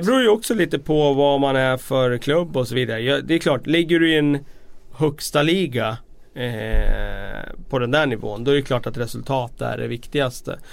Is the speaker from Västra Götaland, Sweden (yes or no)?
no; Västerås, Västmanland, Sweden; vi är från Sverige men jag är från Västerås